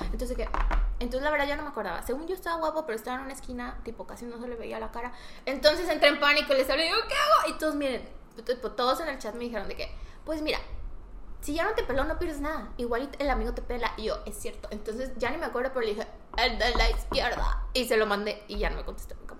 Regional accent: Mexico; soy de México

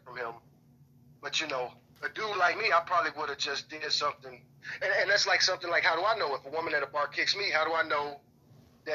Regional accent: Chicago, Illinois, United States; now in Texas, United States; I grew up in Chicago, the urban jungle

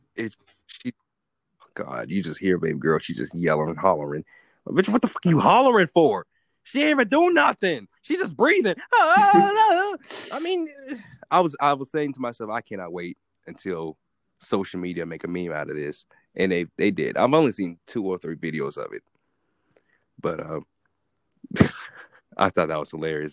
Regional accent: United States; I'm from America

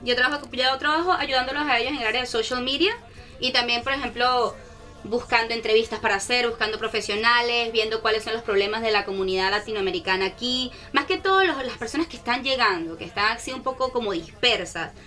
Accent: Caracas, Capital District, Venezuela; now in Brisbane, Australia; yo soy de Caracas, soy venezolana.

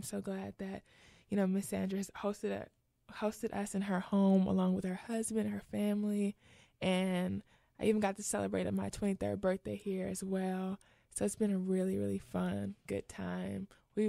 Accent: Houston, Texas, United States; I am from Houston, Texas

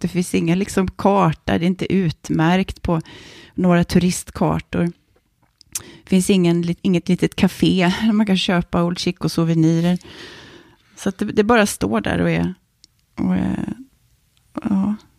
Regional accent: Kalmar, Kalmar County, Sweden; first language Swedish; moved away as an adult; also born or lived in Norrköping / Lund; Vi var först i Lindstad, där jag växte upp, som villaområde

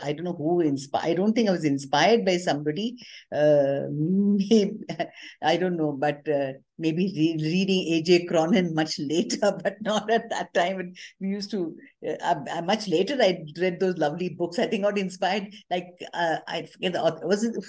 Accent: Delhi, India; I grew up in Delhi mainly because my father had a very prolonged posting in Delhi.

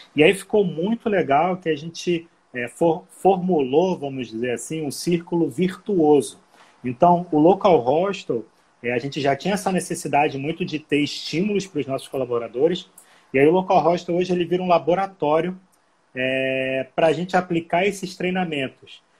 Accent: Rio de Janeiro, Brazil; moved away as an adult; now in Manaus, Brazil; eu não sou daqui, né, eu sou do Rio, Estou há seis anos aqui

